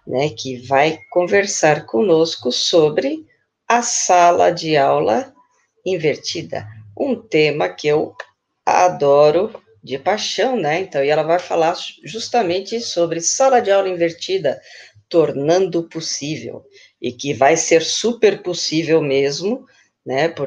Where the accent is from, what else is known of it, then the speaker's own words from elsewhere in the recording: Santo André, São Paulo, Brazil; e eu sou de Santo André, né, e líder de projetos e formadora de professores na For Education EDTech.